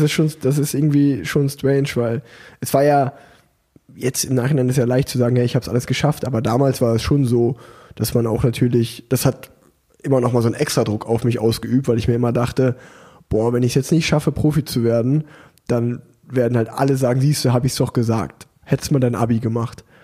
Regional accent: Unna, North Rhine-Westphalia, Germany; now in Cologne, Germany; in Unna, wo ich groß geworden bin

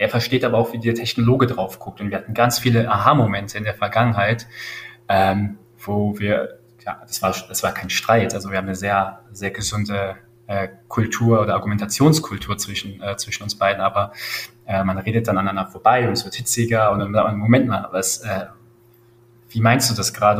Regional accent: Langenfeld, North Rhine-Westphalia, Germany; ich komme aus Langenfeld, das ist eine kleine Stadt neben Düsseldorf

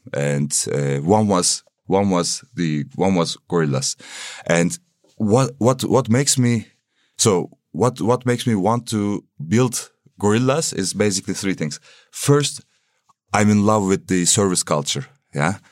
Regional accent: Istanbul, Turkey; moved away as an adult; now in Berlin, Germany; I'm coming from Turkey, Istanbul

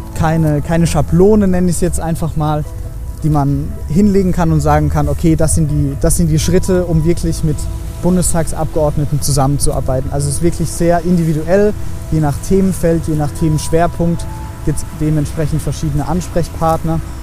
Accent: Heidelberg, Baden-Württemberg, Germany; Ich komme eigentlich aus Heidelberg

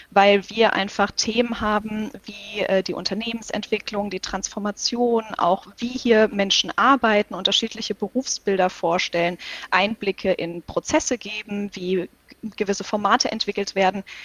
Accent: Hesse, Germany; Ich komme aus Hessen, ich bin hier aufgewachsen und das war mein Wunscharbeitgeber.

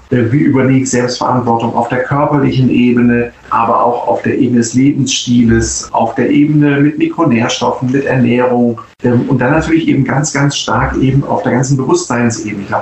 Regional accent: Northern Germany, Germany; zumindest als Norddeutscher, der ein bisschen erfahren ist auf dem Wasser

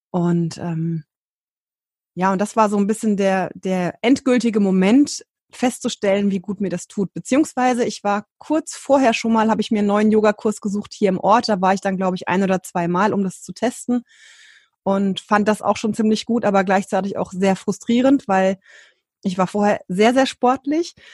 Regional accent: Hesse, Germany; ähm, jetzt aktuell 37 und ich komme aus dem Rhein-Main-Gebiet in Deutschland.

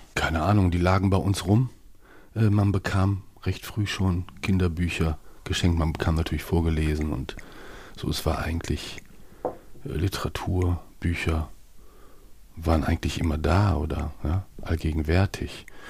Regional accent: Bielefeld, North Rhine-Westphalia, Germany; moved away; also born or lived in Hamburg; als Bielefelder, der ich bin

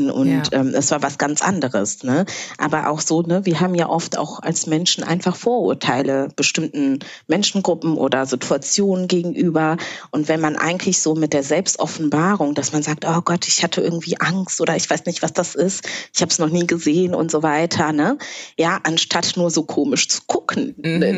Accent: Berlin, Germany; Wenn mich jemand fragt, wo ich herkomme, antworte ich auch einfach, ja, ich komme aus Berlin.

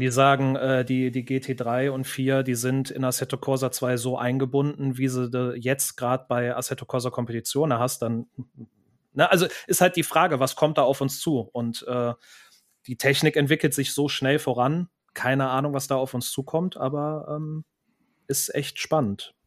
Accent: Cologne, North Rhine-Westphalia, Germany; hier in meiner Heimatstadt Köln

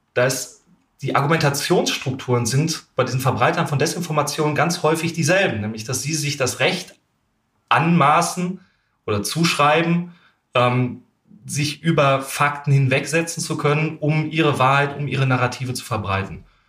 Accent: Germany; ich bin als Deutscher

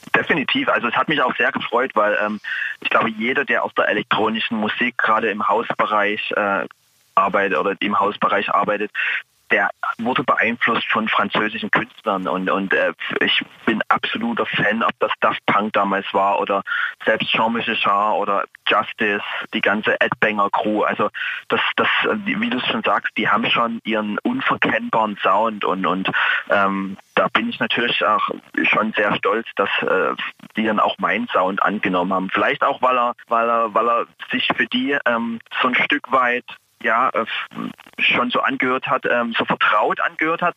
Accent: East Germany, Germany; ich komme ja aus, aus dem Osten Deutschlands

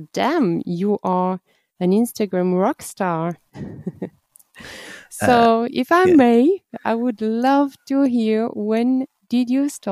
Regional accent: France; moved away; I'm coming from the Atlantic coast in France

